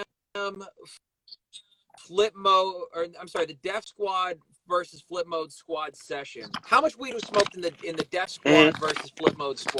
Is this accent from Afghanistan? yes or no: no; Germany; moved away; I grew up in Germany